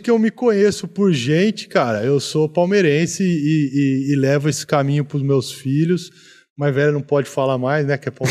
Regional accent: Americana, São Paulo, Brazil; eu sou de Americana, né?

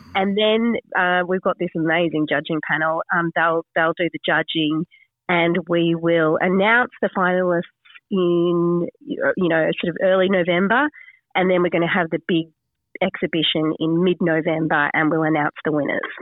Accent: Sydney, New South Wales, Australia; moved away as an adult; also born or lived in regional Australia (farm); I came from the city. I grew up in Sydney

